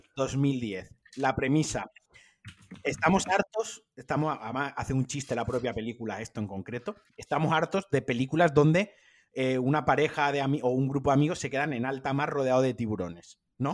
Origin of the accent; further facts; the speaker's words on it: Spain; somos los españoles